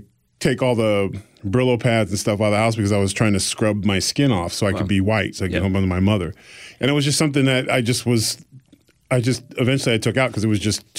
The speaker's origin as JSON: {"language": "English", "town": "Exeter", "region": "New Hampshire", "country": "United States", "tie": "born there", "said": "And so they moved them to New Hampshire. And I was born in Exeter, New Hampshire"}